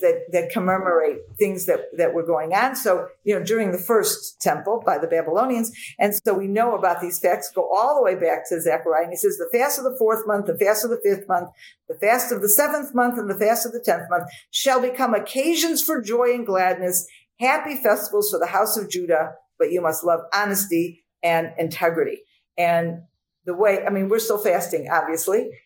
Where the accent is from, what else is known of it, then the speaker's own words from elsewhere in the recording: United States; growing up in the United States of America